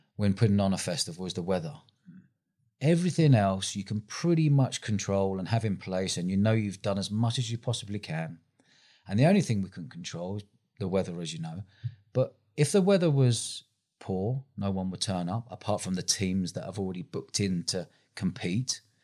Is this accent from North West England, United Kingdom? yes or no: no; London, United Kingdom; moved away as an adult; now in Bournemouth, United Kingdom; I grew up in London